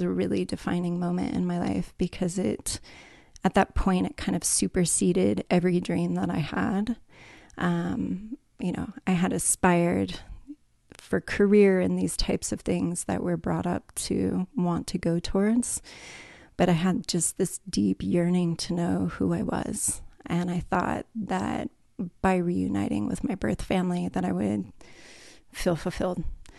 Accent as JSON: {"language": "English", "region": "California", "country": "United States", "tie": "born or raised there", "said": "Starting off when I was younger, I was raised in California. So definitely a California girl, native. And raised in a Catholic family"}